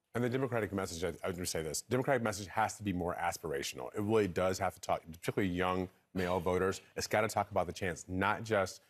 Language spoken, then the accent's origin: English; Michigan, United States; I'm from Michigan.